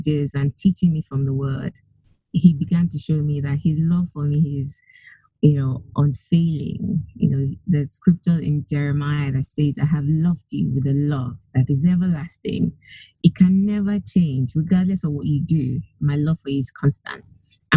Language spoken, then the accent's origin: English; Nigeria; moved away; I come originally from Nigeria. I grew up mostly in Nigeria, went to school, went to university there.